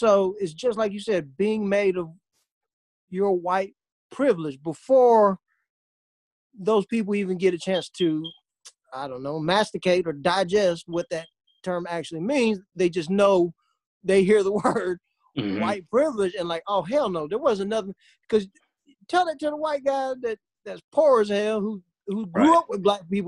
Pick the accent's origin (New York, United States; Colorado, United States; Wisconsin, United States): Wisconsin, United States; white privilege, I'm from Wisconsin. We're all white.